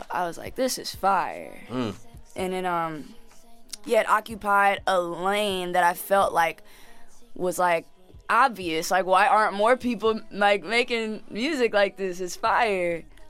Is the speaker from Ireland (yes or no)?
no; Jamaica; I'm Jamaican and I got, like, family at my house right now.